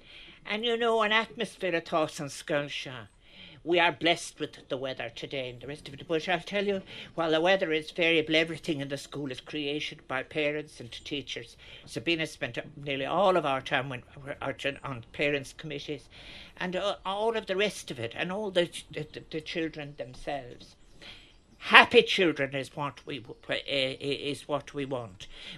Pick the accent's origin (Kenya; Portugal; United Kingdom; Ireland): Ireland; This is what is wonderful about, in fact, being Irish in a generous way.